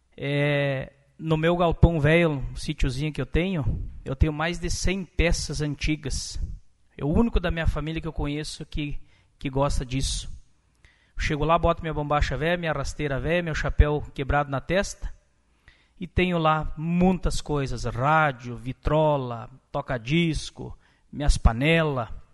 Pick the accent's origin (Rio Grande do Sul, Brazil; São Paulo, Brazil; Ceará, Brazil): Rio Grande do Sul, Brazil; Lagoa Vermelha; eu sou filho de Lagoa Vermelha e minha terra natal é Santa Luzia